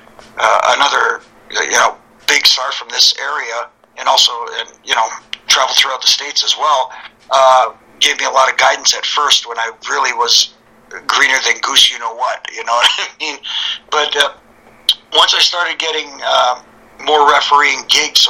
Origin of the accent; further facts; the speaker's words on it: Toronto, Ontario, Canada; Canadian kids from the Toronto area